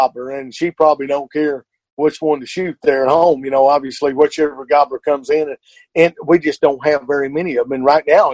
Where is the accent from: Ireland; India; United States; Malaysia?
United States; Arkansas